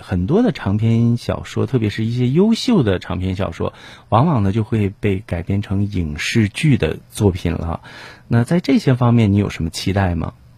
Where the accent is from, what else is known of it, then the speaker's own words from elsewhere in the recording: Jiaodong, Shandong, China; 咱们胶东人，我们山东人这个就是自古以来的就是尊师重师教育